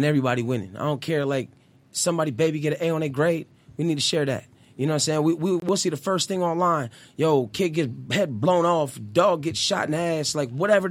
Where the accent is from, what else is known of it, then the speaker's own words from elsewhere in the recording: West Coast, United States; I was from the West Coast